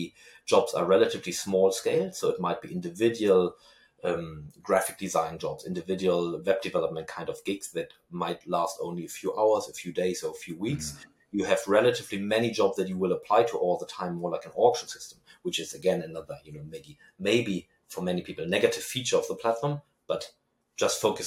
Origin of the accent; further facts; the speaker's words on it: Germany; accent: German; my German accent